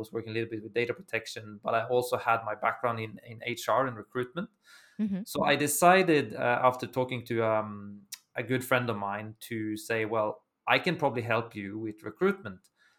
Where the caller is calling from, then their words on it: Milan, Lombardy, Italy; I'm joining you from Italy. I'm in Milan, so northern part of Italy.